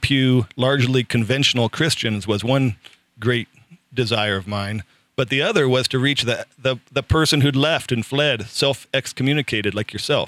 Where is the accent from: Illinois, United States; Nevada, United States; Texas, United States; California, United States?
California, United States; Southern; I grew up in Southern California in the Reagan era